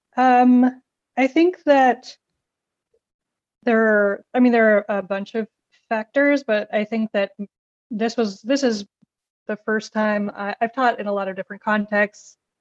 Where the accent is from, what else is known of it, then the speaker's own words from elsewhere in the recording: Maine, United States; moved away as an adult; also born or lived in Boston; I'm originally from Maine, so now I'm teaching in, in that context. I'm back in Maine